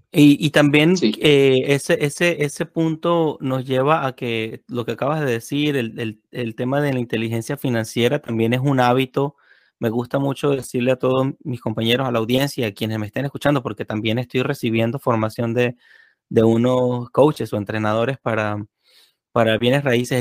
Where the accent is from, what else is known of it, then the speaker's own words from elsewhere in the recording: Venezuela; moved away; aquellos que venimos de Venezuela